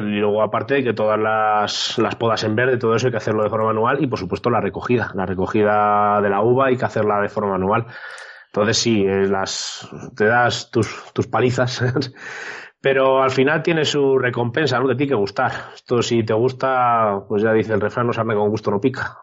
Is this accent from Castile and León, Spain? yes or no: yes; San Juan de la Nava, Castile and León, Spain; mi pueblo, San Juan de es un pueblo pequeñito, de 600 habitantes